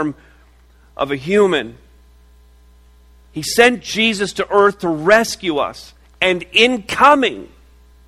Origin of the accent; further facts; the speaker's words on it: Montreal, Quebec, Canada; moved away; I was born in Montreal. It's a pretty amazing place to be born